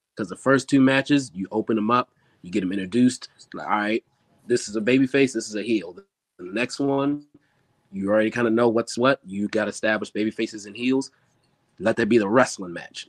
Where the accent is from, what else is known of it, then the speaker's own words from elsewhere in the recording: Maryland, United States; also born or lived in Philadelphia; I was born and raised here in Maryland.